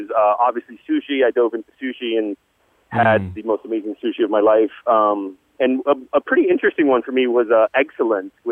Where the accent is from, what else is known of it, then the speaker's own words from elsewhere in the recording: South Florida, United States; South Florida, where we're not really known for our customer service or known for the friendliest of folks.